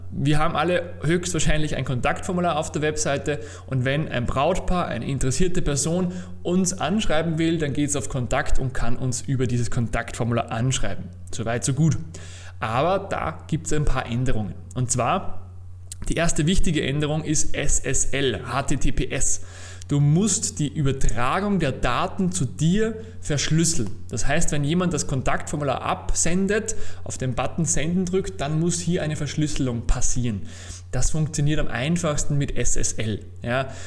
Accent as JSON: {"language": "German", "country": "Austria", "said": "Naja, bei uns in Österreich zum Beispiel gibt es eine Verordnung von 2000"}